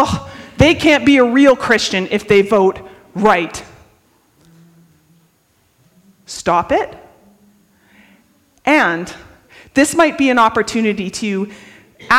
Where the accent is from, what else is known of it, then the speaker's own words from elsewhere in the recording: Canada; we're Canadian